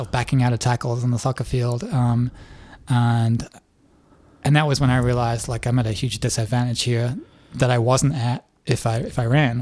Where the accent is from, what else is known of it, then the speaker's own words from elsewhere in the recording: Leeds, Yorkshire and the Humber, United Kingdom; now in Nashville, United States; I grew up in England. I was born in Leeds, which is about 3 hours north of London